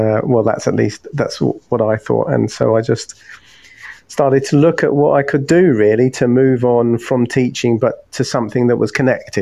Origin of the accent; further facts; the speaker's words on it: London, United Kingdom; moved away as an adult; now in Hastings, United Kingdom; I grew up in London